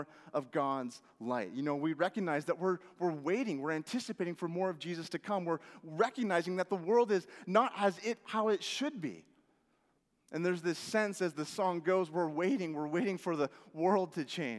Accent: Washington, United States; moved away; Growing up in Washington

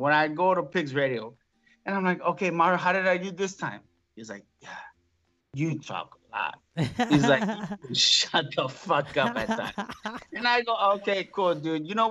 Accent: Mexico City, Mexico; moved away; I'm from Mexico City. When you're from Mexico City, you talk a lot

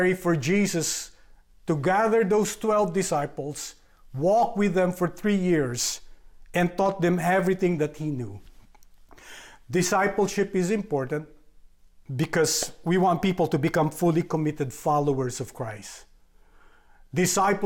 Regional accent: Philippines; moved away as an adult; I'm from the Philippines. I was born there and grew up there.

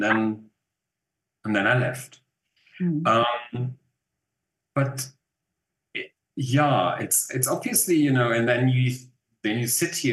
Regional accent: Germany; accent: German; English is a second language; moved away as an adult; now in South Africa; maybe you still can hear that I'm German

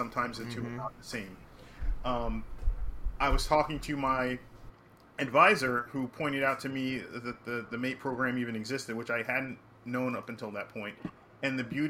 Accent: New York City, New York, United States; I grew up in New York City

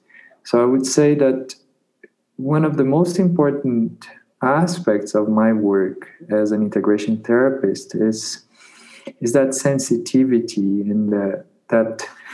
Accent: Peru; So I came directly from Peru, from the jungle, back to a university, to that context that was not at all welcoming to that.

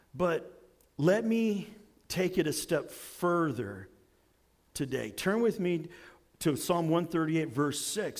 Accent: United States; I'm an American

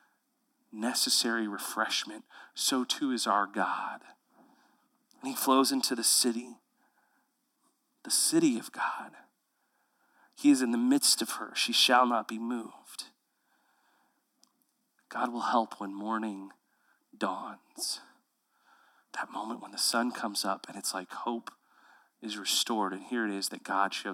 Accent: Houston, Texas, United States; now in Central Texas, United States; I grew up in Houston, Texas, where every river is brown

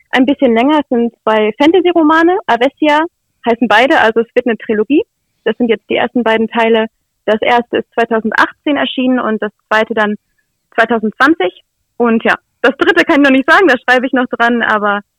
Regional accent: Nienburg, Lower Saxony, Germany; ich komme hier aus Nienburg, bin 21 Jahre alt

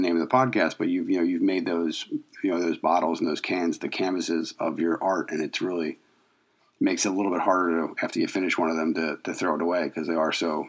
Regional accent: outside of Philadelphia, Pennsylvania, United States; my hometown, mm-hmm. outside of Philadelphia.

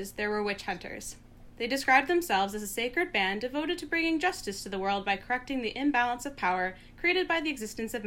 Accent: Squamish and Tsleil-Waututh territory, British Columbia, Canada; also born or lived in Guelph, Ontario; I'm currently living in Vancouver, which is on Musqueam territory, and I grew up on Squamish and Tsleil-Waututh

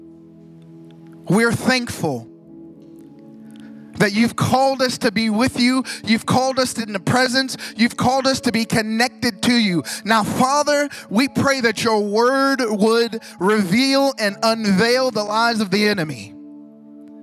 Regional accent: Ohio, United States; now in Fort Pierce, United States; I grew up here in Ohio

